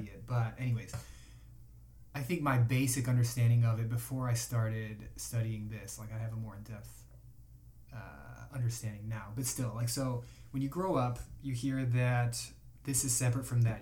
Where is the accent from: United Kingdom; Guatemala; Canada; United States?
United States; Chicago, Illinois; I'm from Chicago